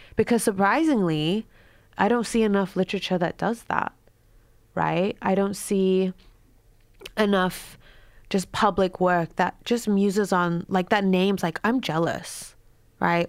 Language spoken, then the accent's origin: English; Queensland, Australia; moved away as an adult; also born or lived in United States; I was raised in Queensland with the banana trees and the humid air